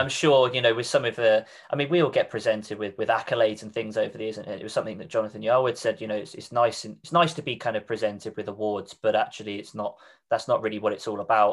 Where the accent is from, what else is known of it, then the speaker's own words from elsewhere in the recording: Reading, South East England, United Kingdom; moved away; I'm originally from Reading, which is in Berkshire